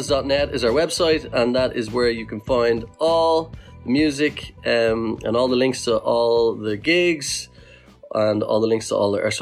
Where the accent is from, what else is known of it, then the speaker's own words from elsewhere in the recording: Ireland; We are an Irish band